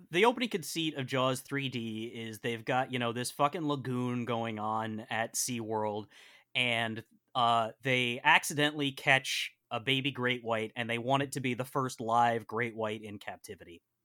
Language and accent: English; Western Massachusetts, United States; I grew up in Western Massachusetts